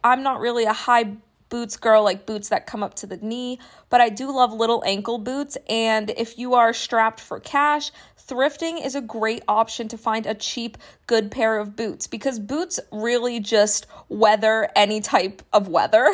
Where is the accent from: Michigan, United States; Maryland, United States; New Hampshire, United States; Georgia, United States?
New Hampshire, United States; I grew up in New Hampshire